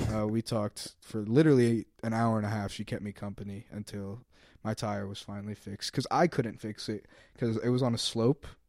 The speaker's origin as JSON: {"language": "English", "town": "Fishers", "region": "Indiana", "country": "United States", "said": "I'm from Fishers, Indiana, very Republican, turning Democratic area."}